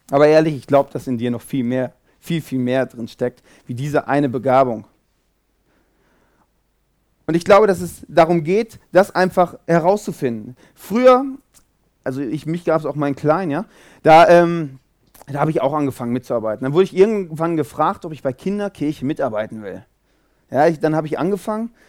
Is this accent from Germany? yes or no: no; Zurich, Switzerland; Ich komme aus Zürich.